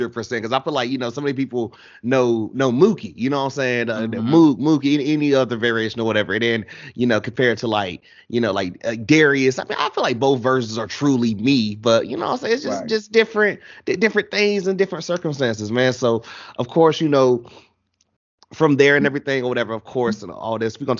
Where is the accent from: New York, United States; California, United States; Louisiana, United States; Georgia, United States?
Georgia, United States; Atlanta; I'm from Atlanta